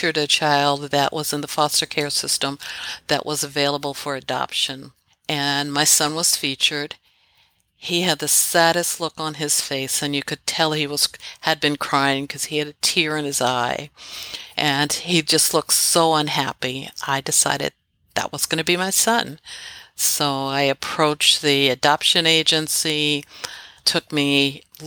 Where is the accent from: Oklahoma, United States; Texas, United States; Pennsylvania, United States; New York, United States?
Pennsylvania, United States; Philadelphia; also born or lived in Washington, D.C. area; I'm actually raised in Philadelphia, born in here in Philadelphia, just outside the city